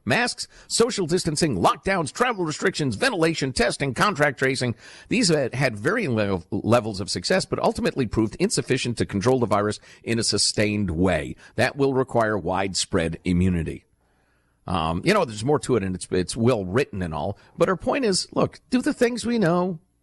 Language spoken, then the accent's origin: English; Chicago, Illinois, United States; moved away; when I was a little kid growing up in Chicagoland